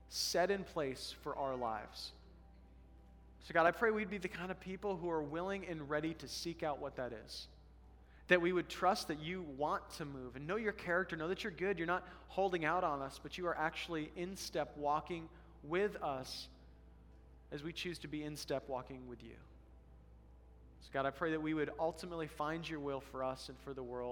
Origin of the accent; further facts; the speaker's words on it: Colorado, United States; now in Alaska, United States; I come from Colorado, the Colorado River